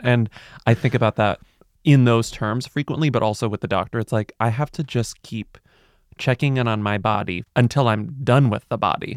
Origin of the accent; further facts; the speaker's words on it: Texas, United States; now in New York City, United States; I'm from Texas. I mean, I'm from a hot place